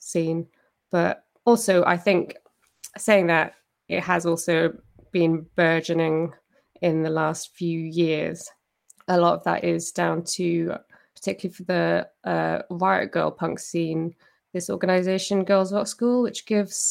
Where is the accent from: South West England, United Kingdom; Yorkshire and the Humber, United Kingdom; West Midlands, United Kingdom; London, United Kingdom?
South West England, United Kingdom; Cornwall; now in Edinburgh, United Kingdom; I am actually from Cornwall